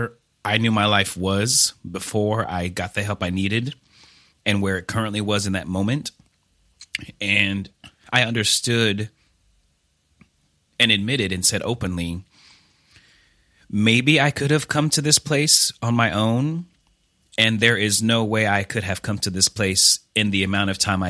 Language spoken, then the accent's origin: English; Blue Springs, Missouri, United States; I am originally from Blue Springs, Missouri, which is a small suburb outside of Kansas City, Missouri. I was born and raised there.